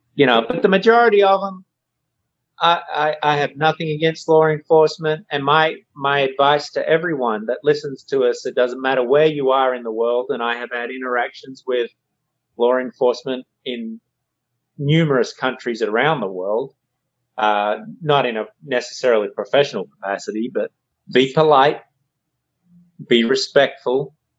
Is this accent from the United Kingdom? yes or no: no; Australia; moved away as an adult; now in United States; when I grew up in Australia